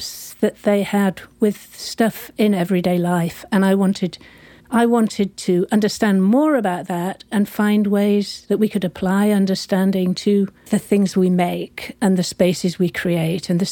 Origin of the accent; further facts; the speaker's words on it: United Kingdom; moved away as an adult; also born or lived in San Francisco; being British, I was on a visa, a short-term visa